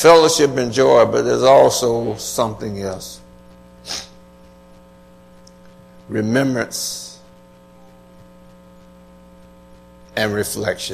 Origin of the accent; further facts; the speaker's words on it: Atlanta, Georgia, United States; I was raised in Atlanta